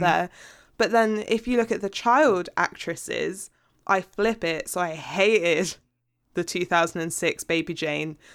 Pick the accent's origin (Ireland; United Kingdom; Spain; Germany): United Kingdom; as a British person who pays a T V license